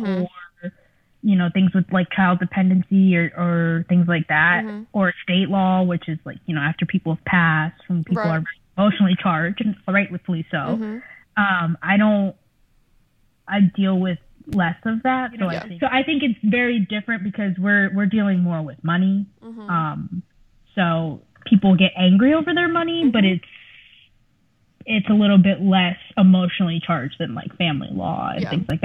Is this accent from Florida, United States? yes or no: yes; South Florida, United States; first language Spanish; English is a second language; I am from South Florida, which offered me a very unique perspective of the world in that I grew up around people who looked like me